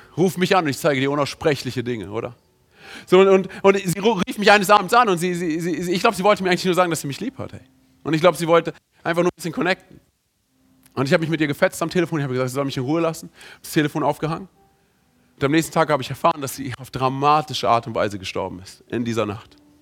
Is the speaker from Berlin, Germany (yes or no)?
yes; Berlin, Germany; ich bin im, in Berlin aufgewachsen